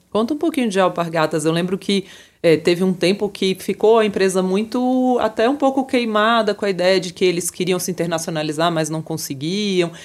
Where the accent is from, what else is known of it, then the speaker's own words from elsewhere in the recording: Brazil; eu que sou brasileira